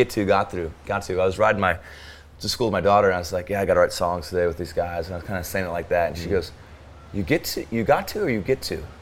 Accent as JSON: {"language": "English", "region": "Arizona", "country": "United States", "tie": "born or raised there", "said": "I think one thing about growing up in Arizona, there's less, there's almost less roots to like a culture."}